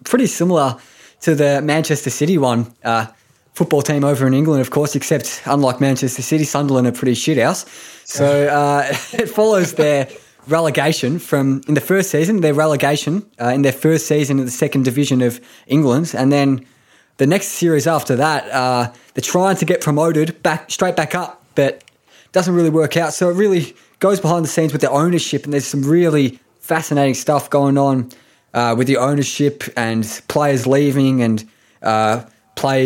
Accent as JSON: {"language": "English", "country": "Japan", "tie": "born or raised there", "said": "I was born in Japan"}